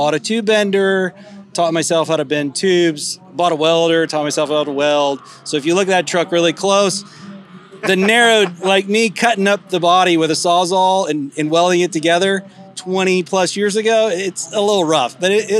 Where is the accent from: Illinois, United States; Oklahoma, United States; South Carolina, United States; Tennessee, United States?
Tennessee, United States; Cleveland; we're from Cleveland, Tennessee area